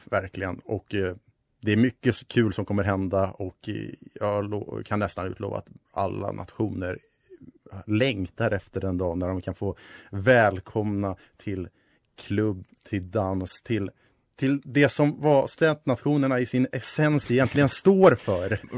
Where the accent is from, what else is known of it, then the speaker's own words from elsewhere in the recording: Stockholm, Stockholm County, Sweden; moved away as an adult; also born or lived in Uppsala; Jag kommer från Stockholm